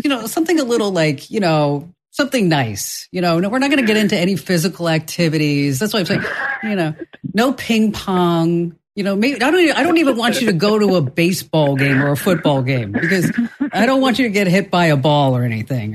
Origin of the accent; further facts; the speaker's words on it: Watchung, New Jersey, United States; I'm from Watchung, New Jersey